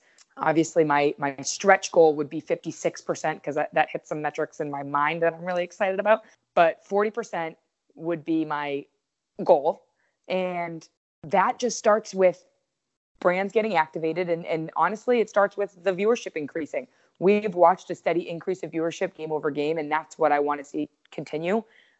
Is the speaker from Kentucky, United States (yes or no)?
no; Connecticut, United States; I love the Connecticut Sun because I'm from Connecticut.